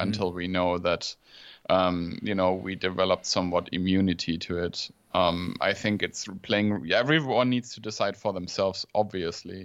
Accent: Germany; in Germany we we always like to see the negative

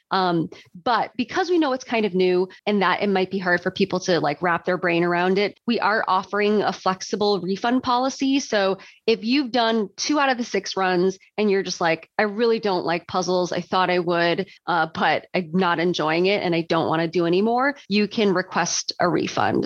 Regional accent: Chicago, Illinois, United States; moved away as an adult; now in Portland, United States; I grew up in Chicago like in the Chicago suburbs and lived in Chicago most of my life

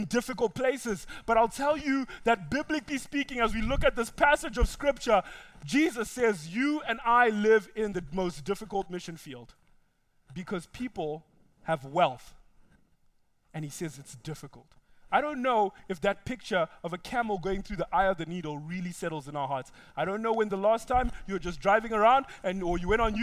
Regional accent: Zimbabwe; now in United States; I know where I come from. I come from Zimbabwe.

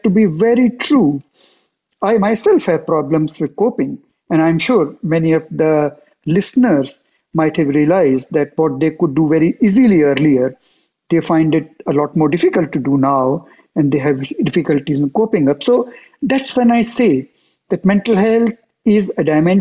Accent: India; moved away as an adult; also born or lived in Geneva, Switzerland; now in United States; after 20 years of doing that in my home country, India, I moved to Geneva

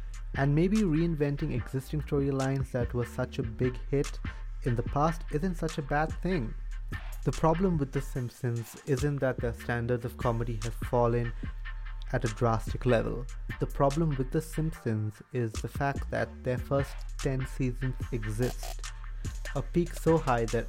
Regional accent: India; I'm Indian and I'm Catholic

